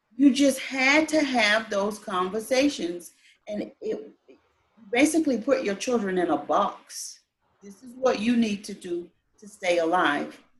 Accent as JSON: {"language": "English", "region": "Florida", "country": "United States", "also_born_or_lived": "Colorado Springs, Colorado", "moved": "as an adult", "lives_now": "Utah, United States", "said": "I'm originally from Florida. I joined the military, been all over a little bit"}